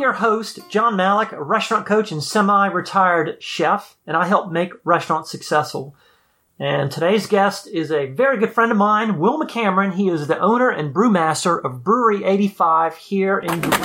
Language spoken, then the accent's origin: English; New Orleans, Louisiana, United States; I grew up in New Orleans